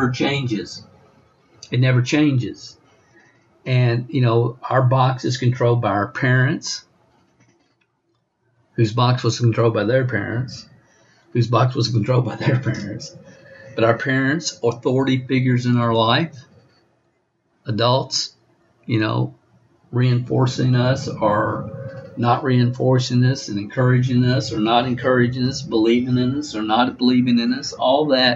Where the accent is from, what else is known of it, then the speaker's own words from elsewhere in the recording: Stamping Ground, Kentucky, United States; I was raised in a little town in Kentucky, Stamping Ground